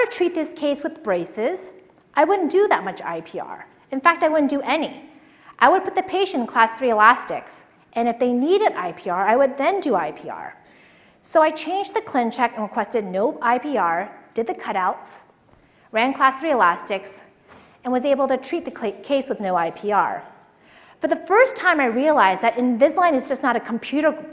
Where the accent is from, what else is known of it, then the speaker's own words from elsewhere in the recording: San Francisco, California, United States; also born or lived in Hong Kong / Boston, Massachusetts; I was born in Hong Kong, and I grew up in San Francisco